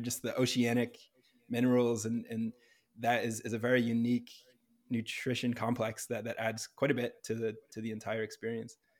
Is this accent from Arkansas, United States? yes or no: no; Bedford, New Hampshire, United States; moved away as an adult; now in Los Angeles, United States; I grew up in New Hampshire